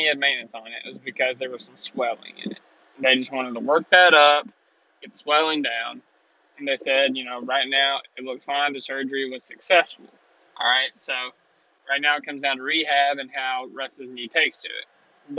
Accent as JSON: {"language": "English", "town": "Richmond", "region": "Kentucky", "country": "United States", "tie": "born or raised there", "said": "Richmond, Kentucky. It's my hometown."}